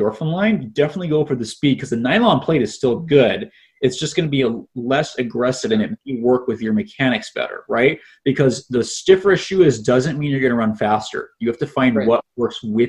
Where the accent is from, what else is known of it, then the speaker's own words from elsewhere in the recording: Portland, Oregon, United States; moved away; I come from Portland, Oregon.